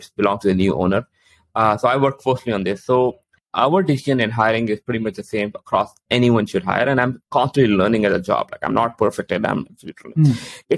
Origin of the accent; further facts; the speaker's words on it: Canada; I'm also Canadian